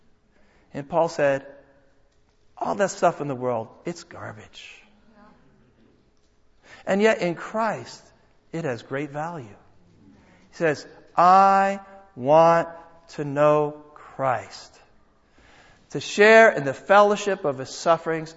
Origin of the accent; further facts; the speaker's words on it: United States; my passport says I'm an American